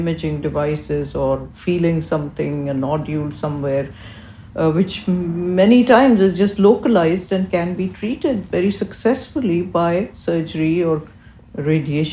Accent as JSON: {"language": "English", "town": "Karachi", "region": "Sindh", "country": "Pakistan", "tie": "born or raised there", "moved": "as an adult", "lives_now": "United States", "said": "I grew up in Karachi, Pakistan"}